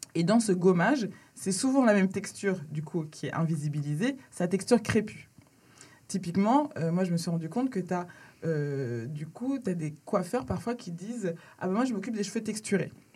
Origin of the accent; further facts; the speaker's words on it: Laval, Pays de la Loire, France; moved away as an adult; also born or lived in Dakar, Senegal; now in Paris, France; J'habite à Paris et j'ai grandi en Mayenne, à Laval.